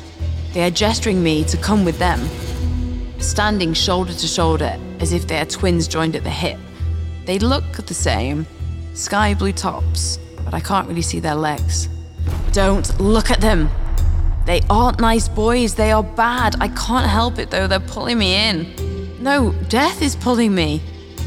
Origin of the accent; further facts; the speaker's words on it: the north of England, United Kingdom; I'm Northern English